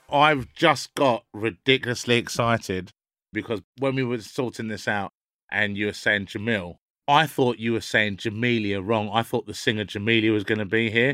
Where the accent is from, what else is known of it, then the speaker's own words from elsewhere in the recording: London, United Kingdom; where I grew up in North London wasn't very mixed at all